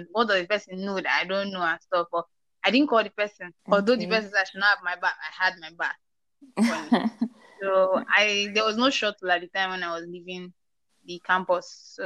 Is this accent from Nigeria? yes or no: yes; Nigeria; also born or lived in Port Harcourt; I'm a Nigerian